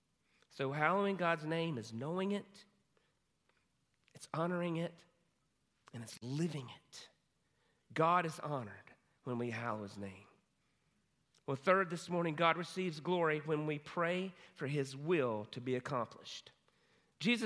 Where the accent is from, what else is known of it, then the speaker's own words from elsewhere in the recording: Hudson, United States; my hometown, Hudson